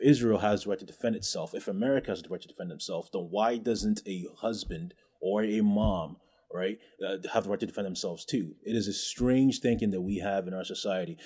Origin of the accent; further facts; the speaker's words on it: Ghana; moved away; also born or lived in Canada / United States; I'm from West Africa